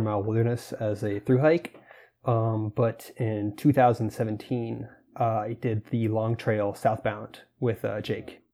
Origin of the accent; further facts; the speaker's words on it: Florida, United States; I grew up in Florida